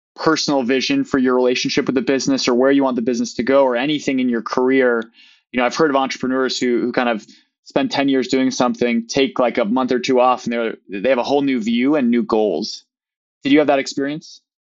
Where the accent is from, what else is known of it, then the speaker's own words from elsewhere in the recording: Midwest, United States; also born or lived in Maine; I'm a Midwesterner as well